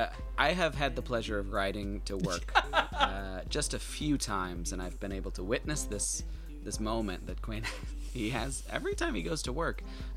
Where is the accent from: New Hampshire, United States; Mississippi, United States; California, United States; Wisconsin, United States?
Wisconsin, United States; moved away; I'm from Wisconsin.